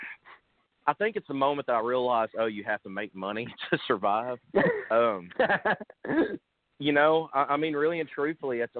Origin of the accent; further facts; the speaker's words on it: Sherwood, Arkansas, United States; moved away as an adult; also born or lived in Nashville, Tennessee / Texas; I grew up in Central Arkansas, a little town called Sherwood.